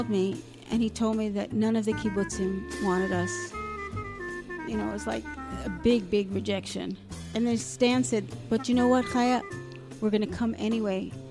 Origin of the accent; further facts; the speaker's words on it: Alaska, United States; now in Safed, Illinois, United States; Well, I think because we came from Alaska, they sent us to the most northern absorption center, which happens to be in Sfat